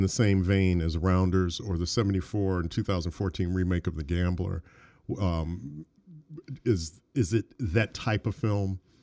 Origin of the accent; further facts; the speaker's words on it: Detroit, Michigan, United States; I grew up in Detroit